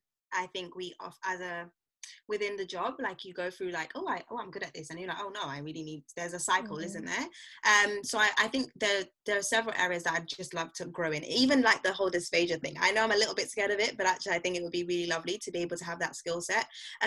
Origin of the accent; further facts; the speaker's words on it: St. Lucia; also born or lived in Barbados; I'm originally from St. Lucia, and so working in Barbados was also really helpful